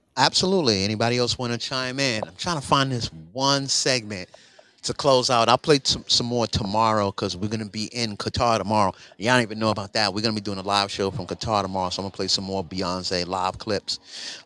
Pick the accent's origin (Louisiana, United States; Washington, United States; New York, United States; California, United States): New York, United States; New York City; I'm from New York City, where this always happens